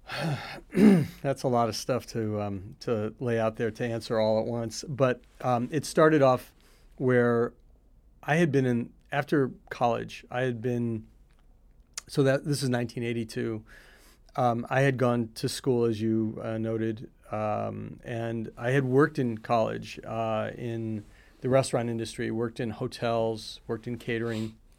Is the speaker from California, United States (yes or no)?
no; Highland Park, Illinois, United States; I grew up in Chicago. I actually grew up in a town called Highland Park